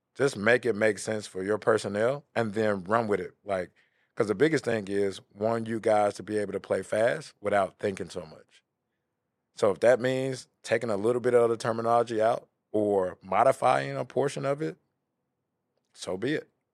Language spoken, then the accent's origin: English; Memphis, Tennessee, United States; I'm from Bing Hampton